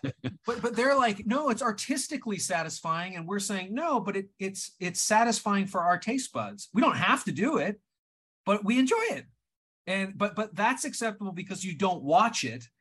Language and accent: English; Canada; moved away; as a Canadian at the time